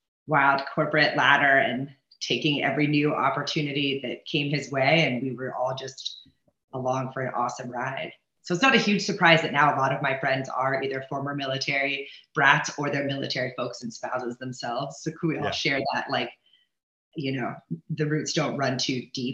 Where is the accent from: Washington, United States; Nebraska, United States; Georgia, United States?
Nebraska, United States; Omaha; No, I'm originally from Omaha, Nebraska.